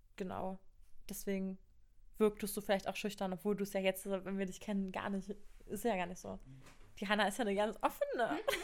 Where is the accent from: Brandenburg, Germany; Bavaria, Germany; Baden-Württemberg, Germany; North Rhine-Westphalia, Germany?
Brandenburg, Germany; Cottbus; ich bin 20 Jahre alt und komme aus Cottbus.